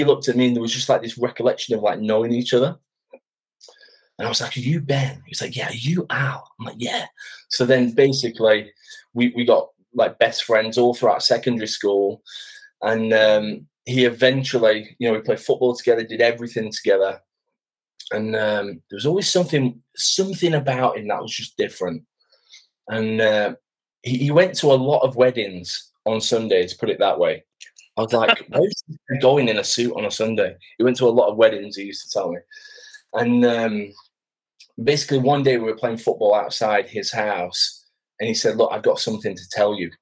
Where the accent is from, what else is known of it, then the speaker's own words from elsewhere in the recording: Sheffield, Yorkshire and the Humber, United Kingdom; moved away as an adult; now in Basingstoke, United Kingdom; I'm originally from Sheffield, the north of England.